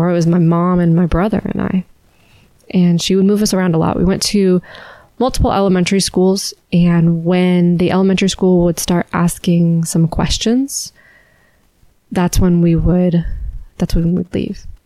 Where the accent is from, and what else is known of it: Alabama, United States; born or raised there